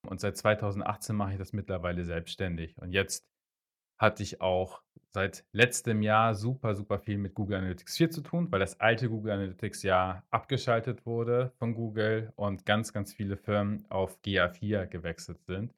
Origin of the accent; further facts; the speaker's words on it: Hamburg, Germany; ich komme aus Hamburg, also aus Norddeutschland, äh, bin auch in Norddeutschland geboren, bin aus Norddeutschland nicht wirklich weggekommen, nicht weggezogen